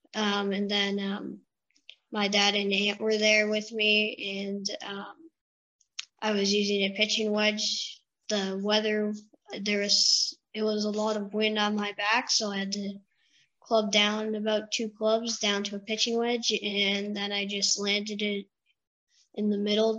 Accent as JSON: {"language": "English", "town": "Russell", "region": "Ontario", "country": "Canada", "said": "I'm from Russell, Ontario, and I, um, just outside of Ottawa"}